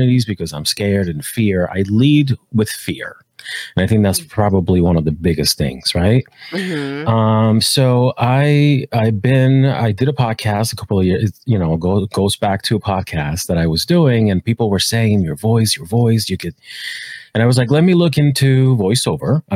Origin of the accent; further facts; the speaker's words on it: Rhode Island, United States; also born or lived in Puerto Rico; now in Los Angeles, United States; I was born in Puerto Rico, grew up in Rhode Island, and I have since moved to LA, which is where I am now